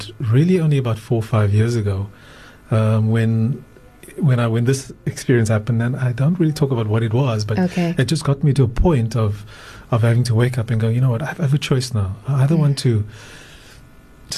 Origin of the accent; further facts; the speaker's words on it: Johannesburg, Gauteng, South Africa; moved away as an adult; now in Cape Town, South Africa; I was born in Cape Town, grew up in Johannesburg, and then after matric moved back to Cape Town, and been here ever